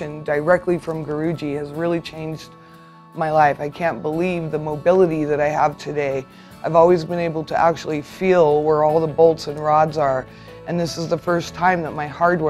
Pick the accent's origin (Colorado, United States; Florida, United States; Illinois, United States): Colorado, United States; Durango; I'm from Durango, Colorado